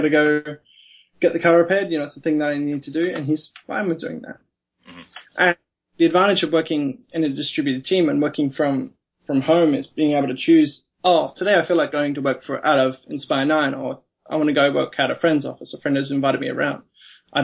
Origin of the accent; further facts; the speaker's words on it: Australia; also born or lived in Melbourne; as an Australian